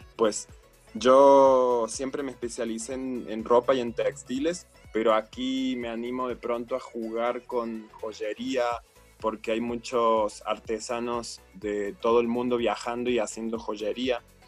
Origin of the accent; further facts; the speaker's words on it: Córdoba, Argentina; moved away as an adult; now in Chiapas, Mexico; Córdoba, la ciudad donde yo nací